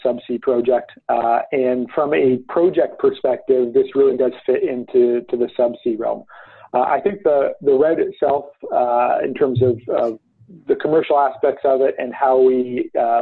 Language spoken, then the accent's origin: English; Toronto, Ontario, Canada; I'm from Toronto. And so it's the first project that I'm able to do really in my own backyard